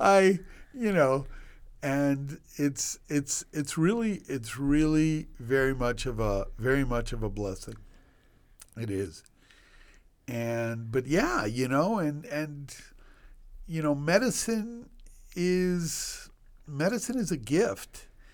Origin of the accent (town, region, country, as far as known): Washington, D.C. area, District of Columbia, United States; born or raised there; also born or lived in Cuba / Puerto Rico; now in Miami, United States